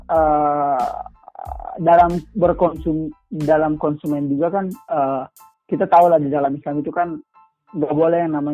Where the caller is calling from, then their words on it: Maluku, Indonesia; di daerah saya tuh kayak yang di daerah saya kan Maluku ya itu sekarang lagi langkah minyak tanah tuh kak